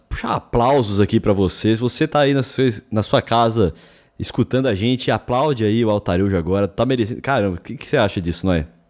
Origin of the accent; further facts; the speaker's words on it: São Paulo, Brazil; Eu falo Paulistão porque a gente é de São Paulo